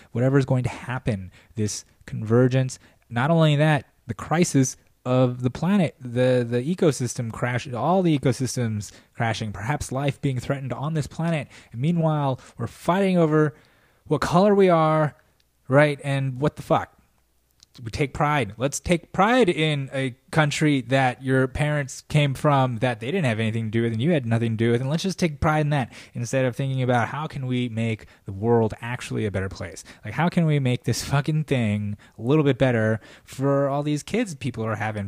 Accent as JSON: {"language": "English", "country": "United States", "said": "being an American, being an American"}